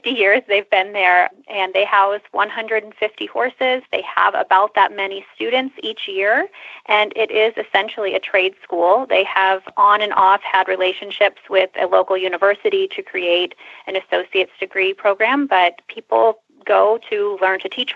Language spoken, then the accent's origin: English; Nebraska, United States; moved away as an adult; now in Scottsdale, United States; I grew up in Nebraska, but we would spend our summers in Minnesota